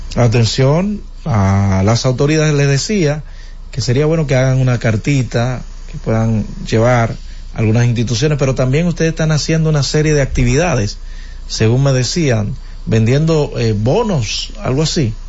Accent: Dominican Republic; en el sector de Básima, de donde soy oriundo, señores. El sector, de hecho, que me vio crecer.

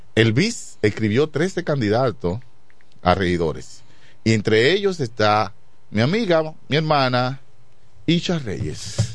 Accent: La Romana, Dominican Republic; also born or lived in Chavón; Yo vivo en Quisqueya también, y, yo llegué a vivir a Quisqueya cuando tenía eh, unos ocho años, que fue cuando vine de Chabón

